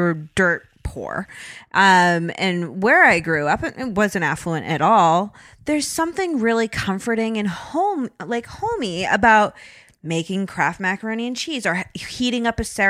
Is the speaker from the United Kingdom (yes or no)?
no; Zimbabwe; In Egypt, they gave me ice. I grew up in Rhodesia.